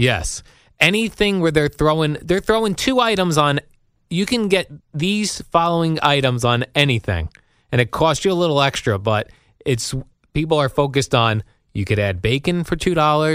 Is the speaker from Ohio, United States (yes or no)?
no; New Jersey, United States; We're both from the New Jersey area, spent most of our lives here